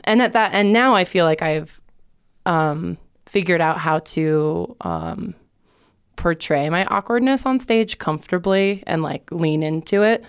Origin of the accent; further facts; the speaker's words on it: Lakewood, Colorado, United States; also born or lived in Boulder, Colorado; I was born in Boulder, but my parents got divorced when I was two or three, and so I grew up in Lakewood